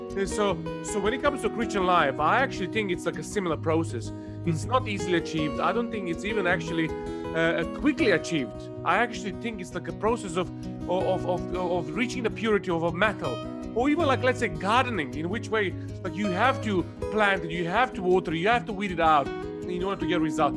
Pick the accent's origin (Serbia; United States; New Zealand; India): Serbia; English is a second language; moved away as an adult; also born or lived in Cornwall; now in Watford, United Kingdom; I originally come from uh, Serbia. I was born in 1982